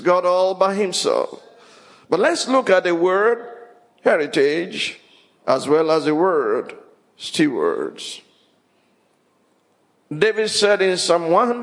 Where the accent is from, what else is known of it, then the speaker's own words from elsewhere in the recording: Ile-Ife, Osun, Nigeria; also born or lived in Abeokuta; As I was growing up in Ilife, it was Obadesoji Aderemi.